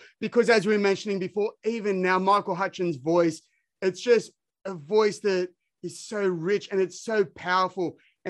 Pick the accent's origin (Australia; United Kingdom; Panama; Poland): Australia; I'm from Australia